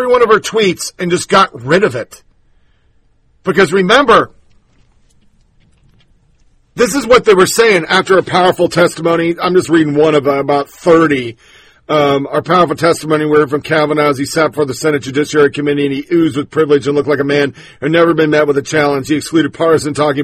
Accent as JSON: {"language": "English", "region": "Tennessee", "country": "United States", "said": "My home state, Clarksville, Tennessee"}